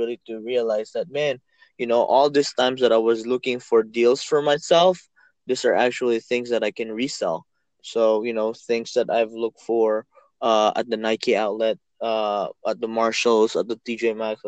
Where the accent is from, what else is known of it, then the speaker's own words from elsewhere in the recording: Philippines; moved away; I'm from the Philippines, me and my wife